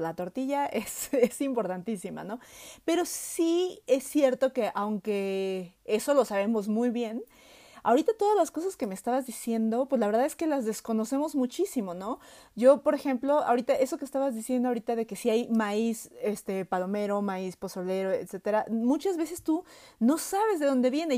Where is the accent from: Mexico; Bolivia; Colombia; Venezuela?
Mexico; nosotros como mexicanos sabemos que estamos atados al maíz